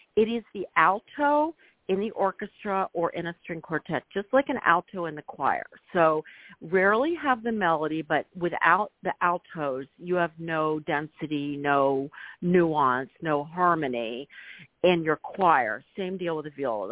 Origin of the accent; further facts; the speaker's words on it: Philadelphia, Pennsylvania, United States; I grew up in Philadelphia in a very near in suburb